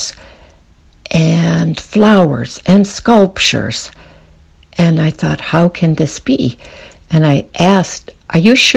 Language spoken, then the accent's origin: English; Detroit, Michigan, United States; born or raised there; moved away as an adult; now in Switzerland